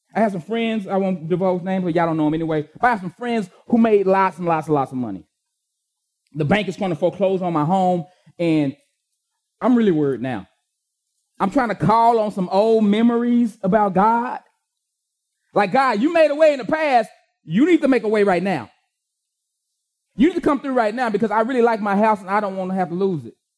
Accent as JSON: {"language": "English", "town": "Austin", "region": "Texas", "country": "United States", "said": "the East Austin I used to live"}